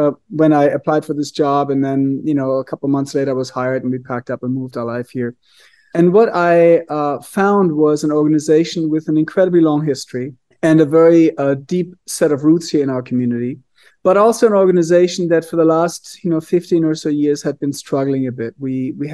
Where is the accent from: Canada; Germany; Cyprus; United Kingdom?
Germany; moved away as an adult; now in Scottsdale, United States; I did not grow up in Arizona. I'm originally from Germany. I grew up in a really small town, very old town